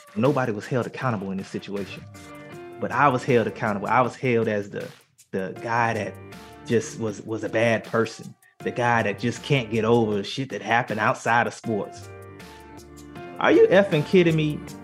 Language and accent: English; Miami, Florida, United States; moved away; also born or lived in Philadelphia; I come from Liberty City